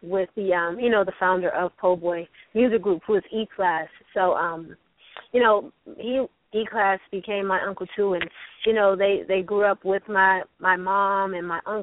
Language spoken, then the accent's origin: English; Miami, Florida, United States; born and raised in Miami, Florida, Dade County, 305